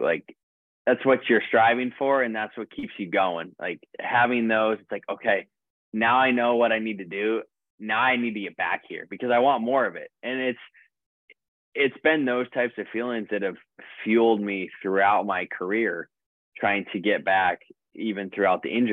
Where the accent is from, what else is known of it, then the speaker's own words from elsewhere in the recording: United States; as an American